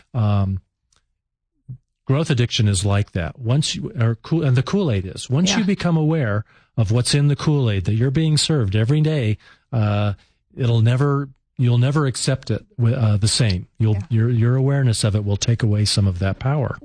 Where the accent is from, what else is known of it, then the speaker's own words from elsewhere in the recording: Colorado Springs, Colorado, United States; my hometown of Colorado Springs